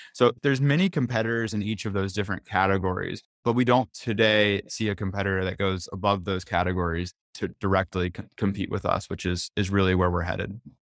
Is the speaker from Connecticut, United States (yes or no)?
no; North Carolina, United States; I'm from North Carolina